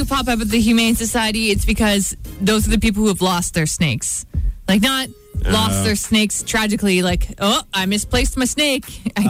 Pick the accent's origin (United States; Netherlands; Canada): Canada; Ripley, Ontario; in my hometown because Ripley's drive test is a horse and buggy.